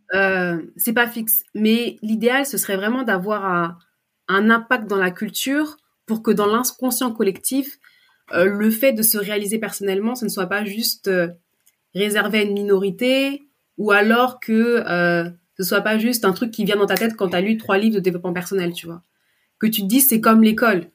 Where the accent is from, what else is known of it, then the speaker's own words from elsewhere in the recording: France; je suis née en France, j'ai grandi en France